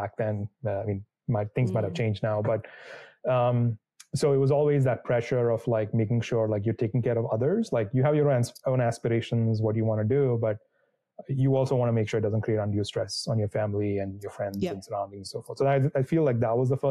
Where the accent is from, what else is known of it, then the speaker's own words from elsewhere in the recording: India; moved away; So I grew up in India. I was born and raised there.